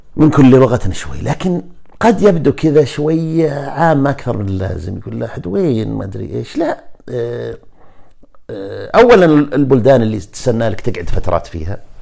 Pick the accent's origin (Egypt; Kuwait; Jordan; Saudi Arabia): Saudi Arabia; Najd; إحنا اللي من نجد